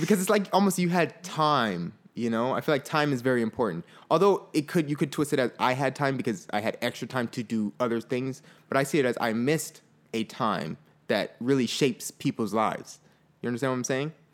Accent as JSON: {"language": "English", "town": "Fort Lauderdale", "region": "Florida", "country": "United States", "tie": "born or raised there", "said": "I grew up in Fort Lauderdale, Florida"}